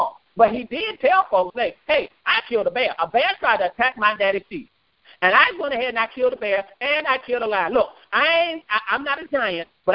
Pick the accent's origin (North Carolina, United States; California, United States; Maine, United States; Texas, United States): North Carolina, United States; Ayden; I'm from a little bit of town called Aiden